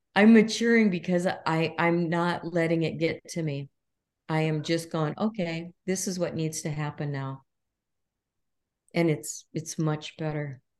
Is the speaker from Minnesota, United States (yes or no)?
yes; Minnesota, United States; I was raised in Minnesota